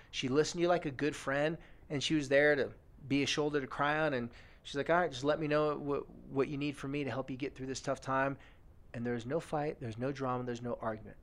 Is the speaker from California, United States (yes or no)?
yes; California, United States; moved away; also born or lived in American Fork, Utah; my hometown in California